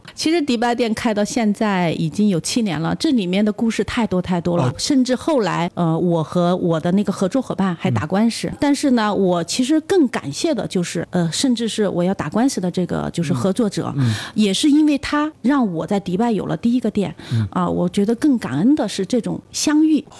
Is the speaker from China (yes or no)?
yes; China; 我们中国人